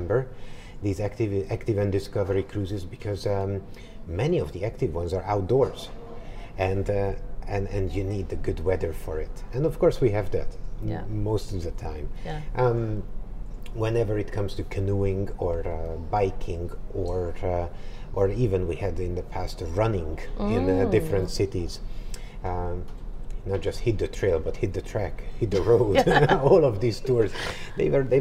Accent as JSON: {"language": "English", "region": "Budapest", "country": "Hungary", "said": "I'm from Budapest, Hungary"}